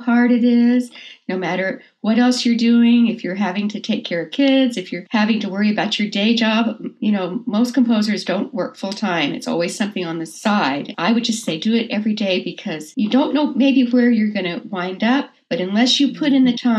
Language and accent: English; Texas, United States; moved away; I'm from Texas originally